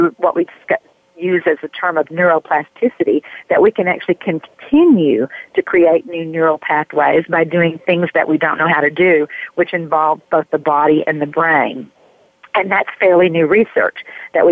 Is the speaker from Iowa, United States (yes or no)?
no; Raccoon Valley, Tennessee, United States; also born or lived in New York / California; now in North Carolina, United States; I grew up in a little tiny place in Tennessee near the Smoky Mountains called Raccoon Valley